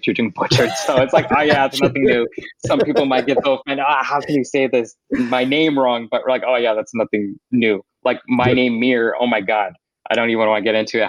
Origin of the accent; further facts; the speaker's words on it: Southern California, United States; growing up here in Southern California